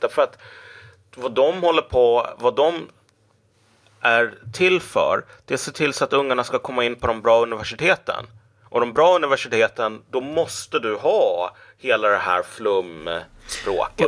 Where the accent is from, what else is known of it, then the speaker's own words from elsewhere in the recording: Umeå, Västerbotten County, Sweden; Umeå, precis. Så där föddes jag